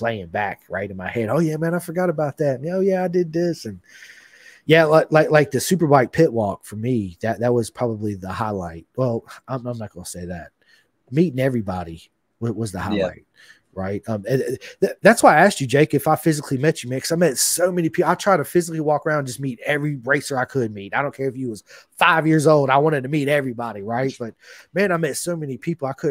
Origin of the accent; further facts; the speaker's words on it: United States; from America